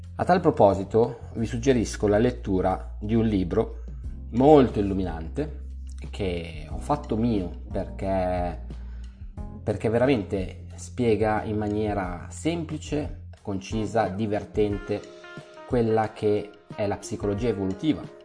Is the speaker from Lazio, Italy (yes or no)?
no; Milan, Lombardy, Italy; io sono di Milano